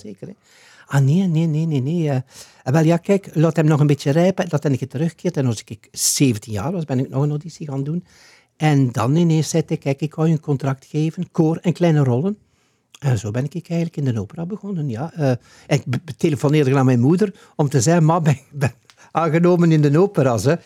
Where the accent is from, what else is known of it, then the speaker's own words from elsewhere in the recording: Ghent, Flanders, Belgium; moved away as an adult; also born or lived in De Haan; als Gentenaar